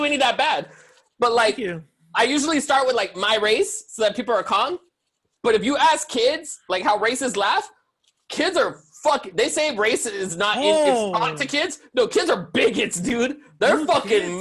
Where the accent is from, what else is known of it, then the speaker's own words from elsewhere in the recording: La Puente, California, United States; I grew up in Puente.